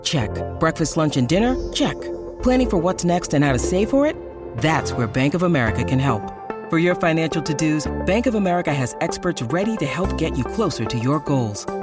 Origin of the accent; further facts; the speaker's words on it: Canada; as a Canadian